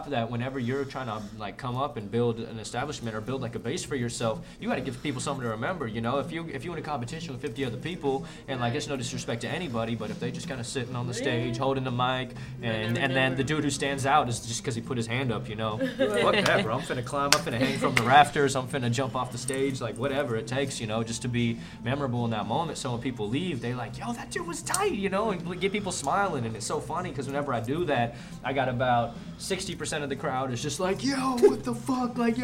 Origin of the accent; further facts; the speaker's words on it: San Francisco, California, United States; I grew up in San Francisco